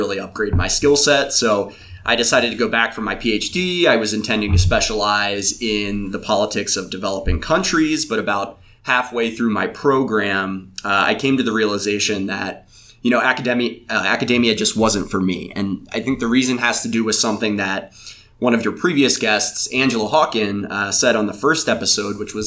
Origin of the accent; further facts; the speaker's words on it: Hanover, Pennsylvania, United States; I was born and raised in Pennsylvania, central Pennsylvania. I grew up in Hanover, about an hour south of Harrisburg